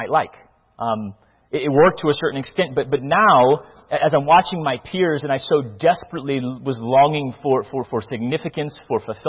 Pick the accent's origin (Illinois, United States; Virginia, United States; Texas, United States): Virginia, United States; Northern; also born or lived in Mobile, Alabama, United States; We then moved to Northern Virginia